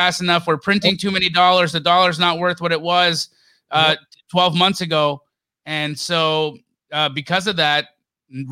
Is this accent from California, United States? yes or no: yes; Los Angeles, California, United States; moved away as an adult; now in Phoenix, United States; I lived in Los Angeles. I was born in Los Angeles. And so when I moved here from LA, I would tell people, to Phoenix